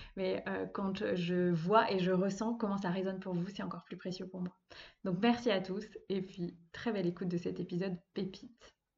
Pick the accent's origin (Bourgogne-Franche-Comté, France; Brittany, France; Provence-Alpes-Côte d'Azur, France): Brittany, France; moved away as an adult; now in Vannes, France; je vis actuellement à Vannes, donc en Bretagne, pas loin de là où j'ai grandi